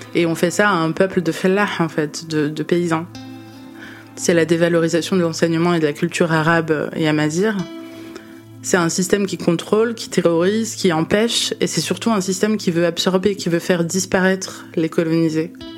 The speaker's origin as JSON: {"language": "French", "country": "France", "said": "en France, en tant que franco-algérienne"}